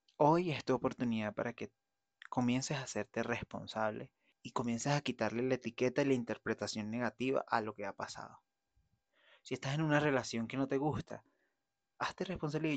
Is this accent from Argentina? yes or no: no; Venezuela; moved away; yo voy a ir a Venezuela a hacer una diligencia, voy a estar con mi familia